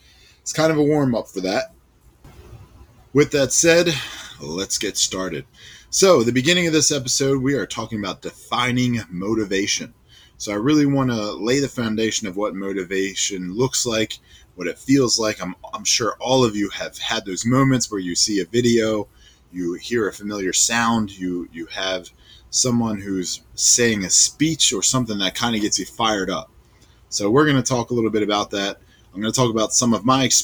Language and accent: English; Philadelphia, Pennsylvania, United States; I'm from Philadelphia